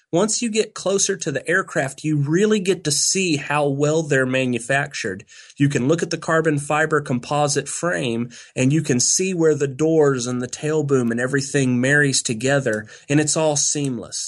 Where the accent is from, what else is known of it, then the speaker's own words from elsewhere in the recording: near Galveston, Texas coast, United States; I grew up on the Texas coast, not far from Galveston